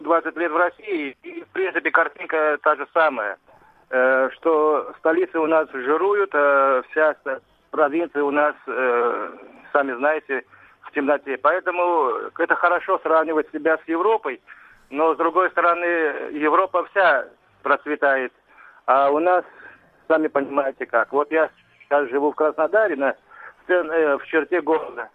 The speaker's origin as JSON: {"language": "Russian", "town": "Baku", "country": "Azerbaijan", "moved": "yes", "lives_now": "Krasnodar, Russia", "said": "я сам бакинец, поэтому, как говорится, огнями меня не удивишь, а Баку город огней"}